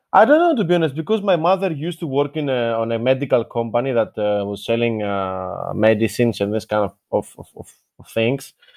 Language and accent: English; Athens, Attica, Greece; also born or lived in Patras; I was born in Athens, in general. So, I'm a child of, uh, the center, let's say, of the capital